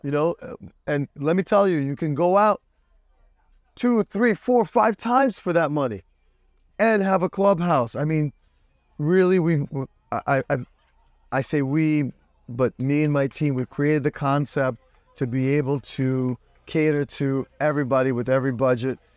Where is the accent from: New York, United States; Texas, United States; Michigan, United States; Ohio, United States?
New York, United States; now in Miami, United States; They took me out of Brooklyn